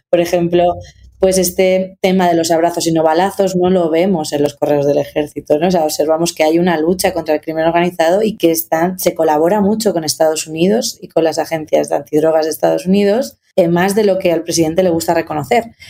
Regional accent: Spain; now in Mexico; yo llevo ocho años en México, soy española

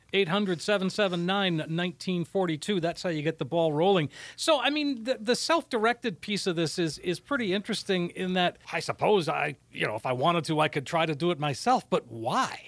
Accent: Minnesota, United States; I'm from Minnesota

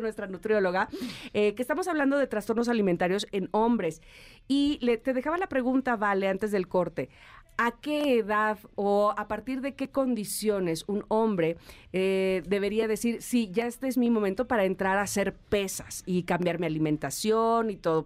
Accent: Veracruz, Mexico; accent: jarocho; now in Mexico City, Mexico; dices como jarocho

